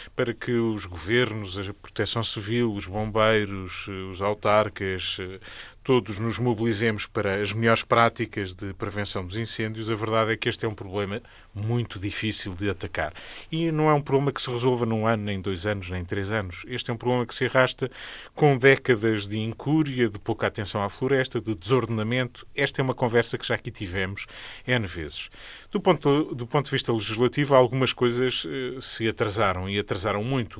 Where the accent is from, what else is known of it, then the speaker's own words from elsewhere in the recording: Beira, Portugal; As minhas origens são mais de campo do que, enfim, de, de cidade, mas mais de interior, neste caso, eu sou beirão